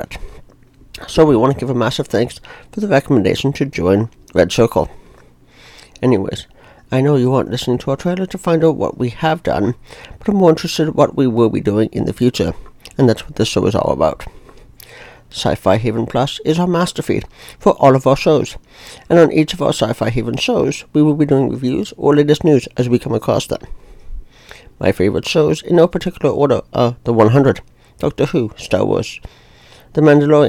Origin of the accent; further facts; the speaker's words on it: Ontario, Canada; I'm from Ontario, Canada